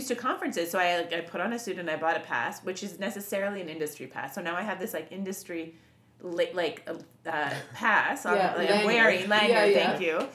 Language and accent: English; Montreal, Quebec, Canada; We're from Montreal.